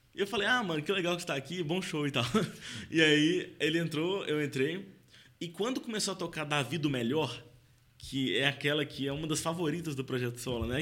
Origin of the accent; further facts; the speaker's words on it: Belo Horizonte, Minas Gerais, Brazil; Eu sou de BH